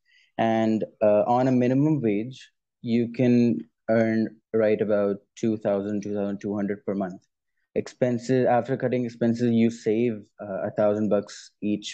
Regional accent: Pakistan; I'm as a Pakistani

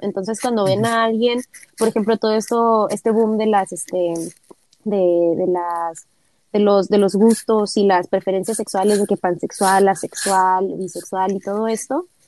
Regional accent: Tijuana, Baja California, Mexico; somos ambos de Tijuana born and raised, nacidos y educados

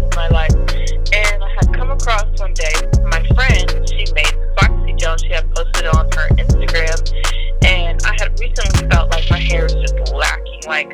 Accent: Columbus, United States; also born or lived in South Carolina; I pretty much grew up in Columbus. I was born and from South Carolina

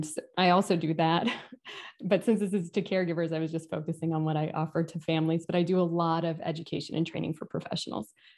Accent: California, United States; moved away as an adult; now in Atlanta, United States; I moved to Atlanta from California, which is where I grew up and where I went to grad school and did all my education

